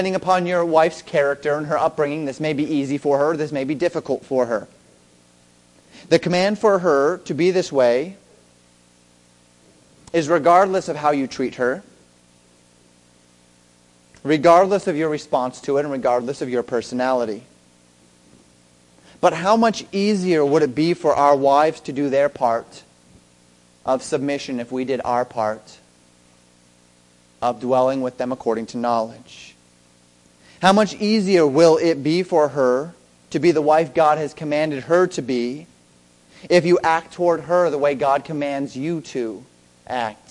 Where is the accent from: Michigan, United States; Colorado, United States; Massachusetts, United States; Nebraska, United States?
Colorado, United States; I'm from Colorado